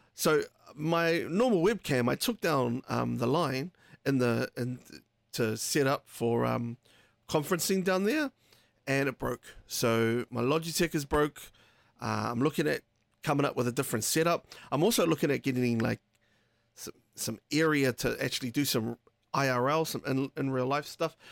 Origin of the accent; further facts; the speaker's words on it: Taranaki, New Zealand; moved away; that's where we're from. That's, we're from Te Aotearoa in Taranaki.